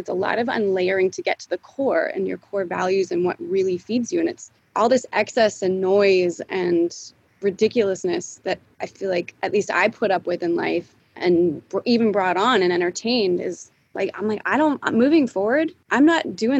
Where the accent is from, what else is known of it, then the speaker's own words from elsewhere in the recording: Montana, United States; also born or lived in Bay Area, California; now in Austin, United States; I was born in California. I was born in the Bay Area. And then funny enough, we moved to Montana. My parents said we were going on vacation and they moved us to Montana.